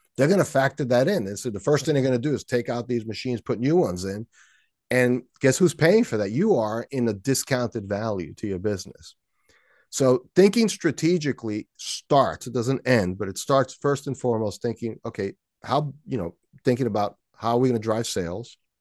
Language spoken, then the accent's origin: English; New York City, New York, United States; there was a hill near my house when I grew up in Washington Heights in New York City